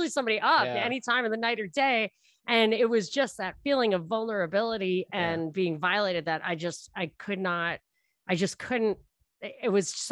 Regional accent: New York City, New York, United States; moved away; as a New Yorker, I should have left the door open. That's how we do it in New York

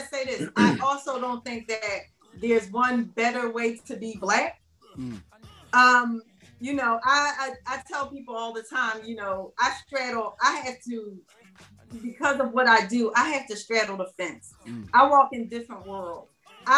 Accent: Philadelphia, Pennsylvania, United States; The neighborhood that I love so dearly that I grew up around

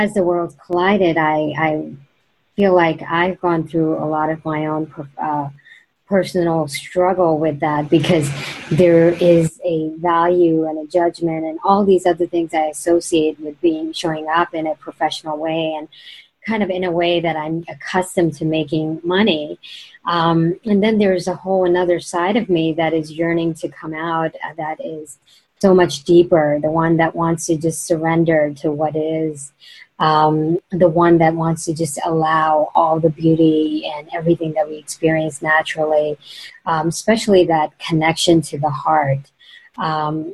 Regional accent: India; moved away; growing up in India

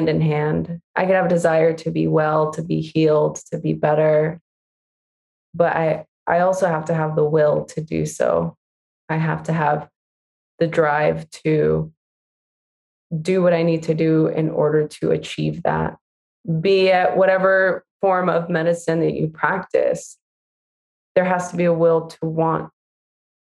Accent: Los Angeles, California, United States; I grew up in East

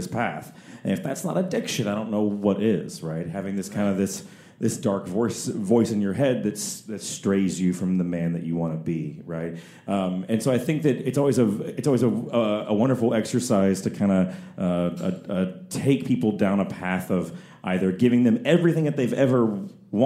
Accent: Texas, United States; moved away as an adult; I'm from Texas

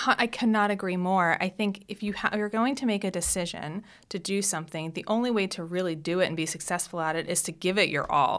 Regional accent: South Shore of Long Island, New York, United States; So my childhood, I grew up on the South Shore of Long Island

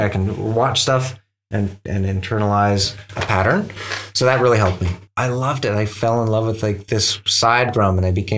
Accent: Powell River, British Columbia, Canada; I grew up in Powell River, which is a small town

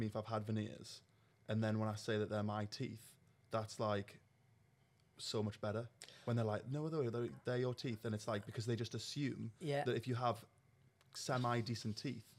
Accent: United Kingdom; as a British person

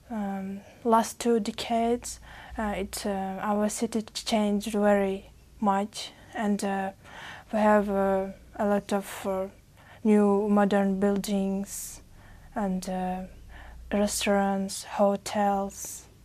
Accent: Uzbekistan; English is a second language; From Uzbekistan.

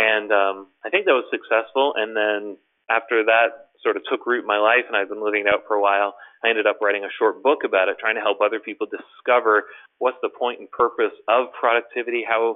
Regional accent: Toronto, Ontario, Canada; I'm from Toronto, Canada

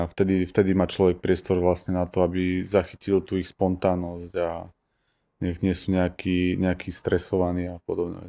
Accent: Bánovce nad Bebravou, Trenčín Region, Slovakia; pochádzam z Banoviec a fotím po celom Slovensku

